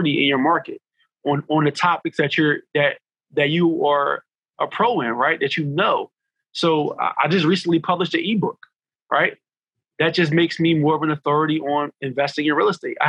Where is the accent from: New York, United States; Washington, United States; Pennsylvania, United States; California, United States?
Pennsylvania, United States; Philadelphia; I grew up in a section of North Philly called Logan.